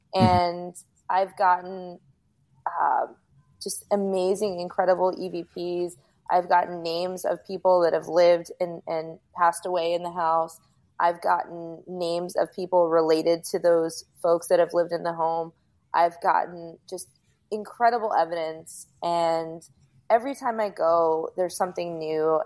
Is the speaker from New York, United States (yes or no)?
yes; Rockland County, New York, United States; also born or lived in Bergenfield, New Jersey; now in South Florida, United States; I was born in New Jersey and I lived in Bergenfield until I was in first grade, and then I lived in upstate New York in Rockland County. And when I was growing up in Rockland County